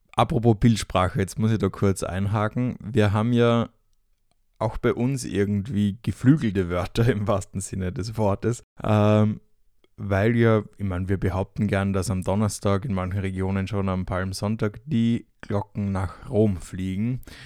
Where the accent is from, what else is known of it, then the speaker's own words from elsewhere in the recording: Austria; now in Fürth, Germany; noch bin ich bei der Familie zu Hause in Österreich